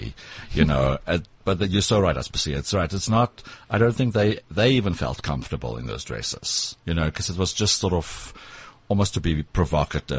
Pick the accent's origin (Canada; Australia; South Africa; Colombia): South Africa; Pretoria, Gauteng; accent: South African; first language Afrikaans; English is a second language; moved away as an adult; now in New York, United States; I grew up in Pretoria